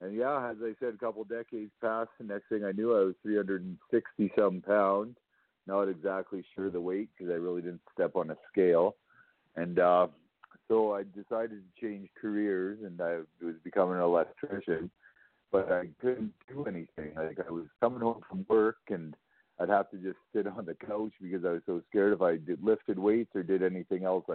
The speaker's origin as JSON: {"language": "English", "town": "Calgary", "region": "Alberta", "country": "Canada", "tie": "born or raised there", "said": "I'm basically from Calgary. I grew up in Calgary"}